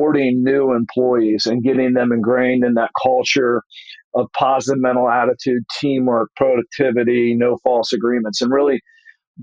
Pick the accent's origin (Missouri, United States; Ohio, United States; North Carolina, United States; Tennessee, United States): Ohio, United States; Dayton; moved away; That's my hometown